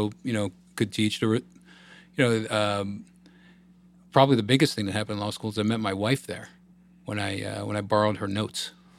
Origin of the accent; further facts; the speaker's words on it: Northern Virginia, United States; also born or lived in Los Angeles, California; For a family that was from the city and eventually Long Island. But for the most part, I grew up outside of D.C. in Northern Virginia.